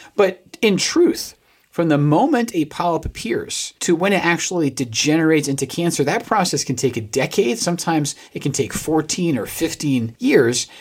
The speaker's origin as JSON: {"language": "English", "country": "United Kingdom", "said": "I am a British man"}